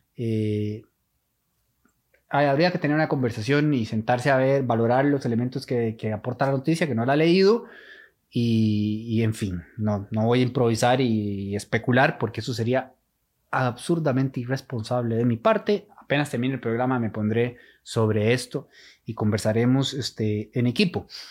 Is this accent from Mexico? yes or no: no; Costa Rica; como costarricenses